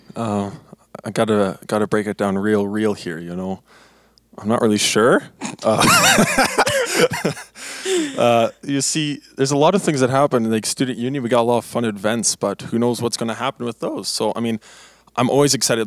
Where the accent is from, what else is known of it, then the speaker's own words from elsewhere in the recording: Blumenort, Manitoba, Canada; I'm from Blumenort, Manitoba. Uh, that's uh, not very common place to come from, but it's where I am from.